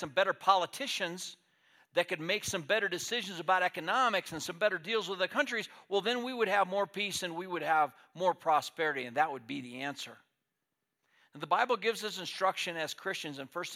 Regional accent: United States; as American people

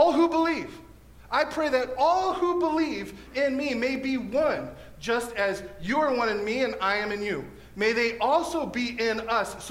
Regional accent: National City, California, United States; moved away as an adult; now in Escondido, United States; I'm from National City, South Bay

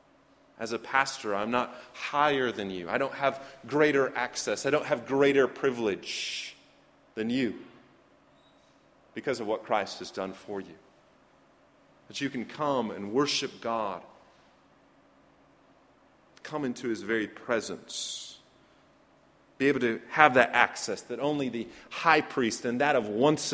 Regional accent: United States

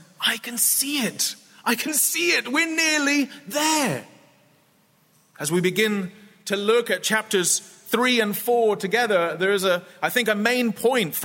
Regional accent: United Kingdom; also born or lived in Scotland; when I was growing up as a child. We lived in England, close to London, but I'm from Scotland

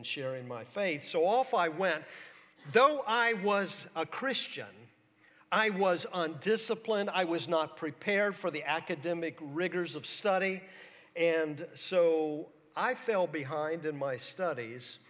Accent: St. Petersburg, Florida, United States; When I was in high school in St. Petersburg, Florida

